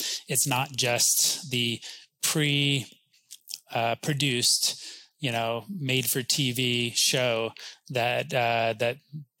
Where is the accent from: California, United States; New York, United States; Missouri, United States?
New York, United States; now in Austin, United States; even though I came from New York and I was a country fan